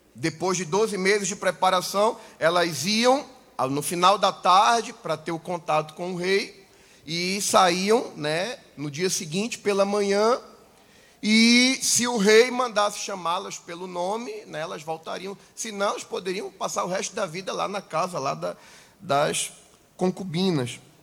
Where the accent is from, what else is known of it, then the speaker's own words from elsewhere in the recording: Manaus, Amazonas, Brazil; Eu nasci em Manaus